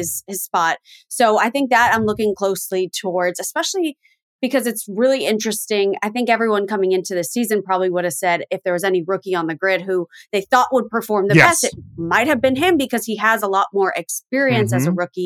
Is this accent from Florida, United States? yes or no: yes; Miami, Florida, United States; I grew up in Miami, born and raised